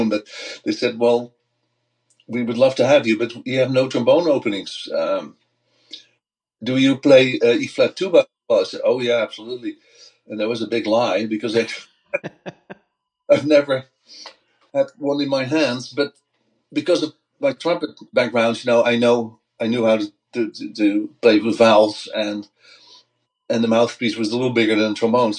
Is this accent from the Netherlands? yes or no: yes; Voorburg, South Holland, Netherlands; at a young age, I joined a local wind orchestra in my hometown, Voorburg, which is close to the Hague